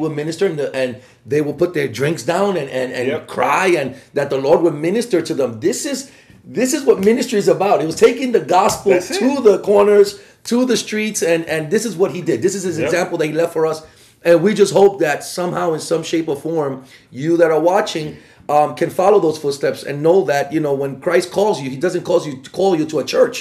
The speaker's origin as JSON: {"language": "English", "town": "New York City", "region": "New York", "country": "United States", "tie": "born or raised there", "said": "Born and raised in the Bronx"}